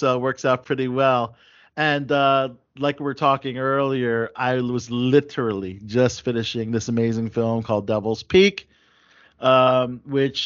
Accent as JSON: {"language": "English", "region": "Maryland", "country": "United States", "tie": "born or raised there", "said": "Maryland my hometown"}